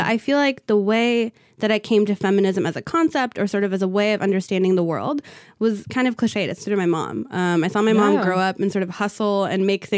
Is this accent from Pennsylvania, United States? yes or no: no; Southern California, United States; So I grew up in Southern California. Both of my parents came here from Ethiopia in the early 1980s.